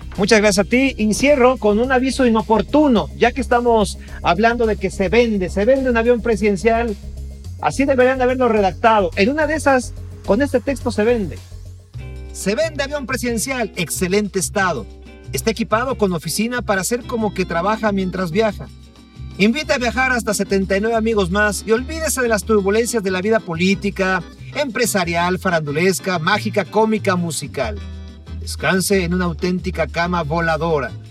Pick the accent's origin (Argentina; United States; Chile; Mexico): Mexico; como mexicano